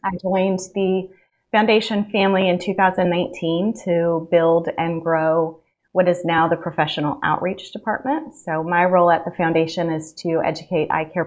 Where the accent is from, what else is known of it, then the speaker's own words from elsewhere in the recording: Central Valley, California, United States; moved away as an adult; now in Alabama, United States; Originally from California, I grew up in the Central Valley, a really small town